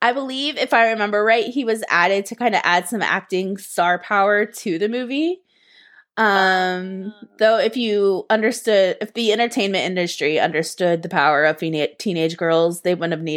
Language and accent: English; United States; as American millennials